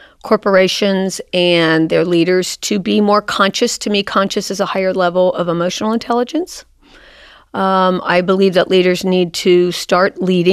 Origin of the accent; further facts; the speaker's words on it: Cincinnati, Ohio, United States; I grew up in Cincinnati in Mount Carmel.